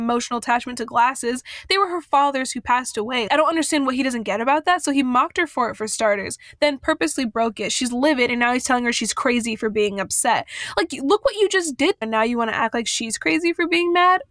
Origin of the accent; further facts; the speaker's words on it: Southern California, United States; I was born and raised in Southern California